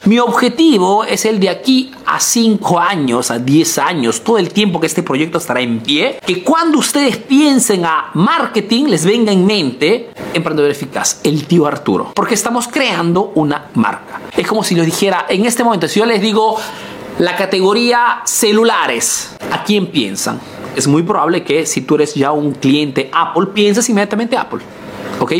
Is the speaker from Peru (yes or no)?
yes; Peru; now in Italy